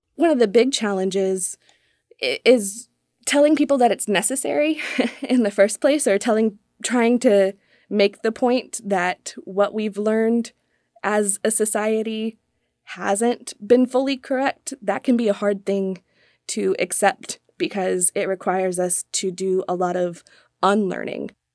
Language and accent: English; Raleigh, North Carolina, United States; moved away as an adult; now in Virginia, United States; I grew up in Raleigh, North Carolina